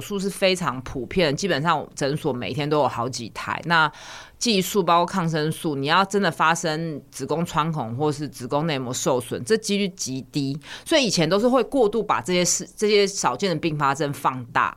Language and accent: Chinese; Taiwan; 我们台湾人的习惯